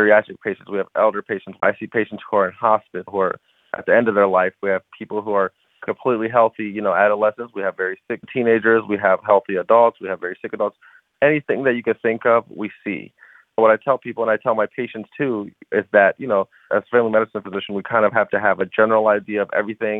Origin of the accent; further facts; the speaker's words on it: Columbus, Ohio, United States; also born or lived in Chicago; I was born and raised in Columbus.